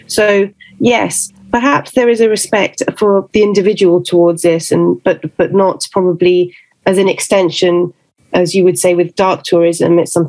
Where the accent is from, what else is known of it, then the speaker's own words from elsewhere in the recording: London, United Kingdom; born there; also born or lived in Venezuela; Yes, I'm half Venezuelan and half Italian, but I was born in London and I moved around a lot throughout my whole life. I lived in Venezuela, in different countries.